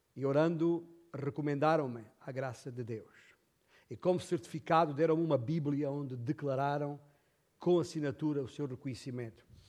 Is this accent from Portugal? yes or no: yes; Alentejo, Portugal; na minha terra, Alentejo